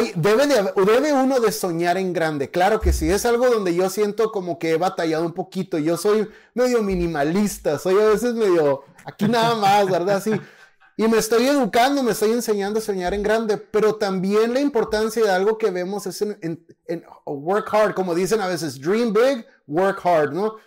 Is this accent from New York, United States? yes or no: no; Imperial Valley, California, United States; also born or lived in Mexicali; now in Texas, United States; los que crecimos en el Valle Imperial, porque Esdras y yo somos de una ciudad eh, de, un valle en el sur de California